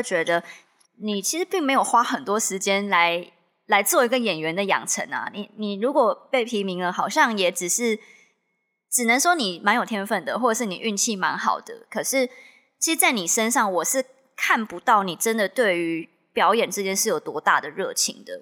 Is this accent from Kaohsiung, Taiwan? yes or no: no; Miaoli County, Taiwan; 我是苗栗的学校嘛